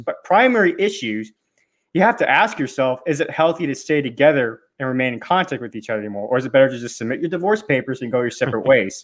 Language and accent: English; United States; as an American